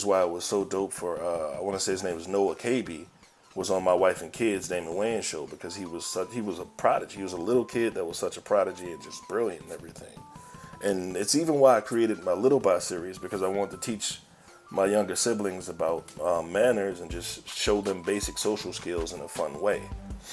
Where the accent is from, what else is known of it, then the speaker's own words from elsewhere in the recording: New Orleans, Louisiana, United States; also born or lived in Baton Rouge; I grew up in New Orleans East, mostly, a little bit in Baton Rouge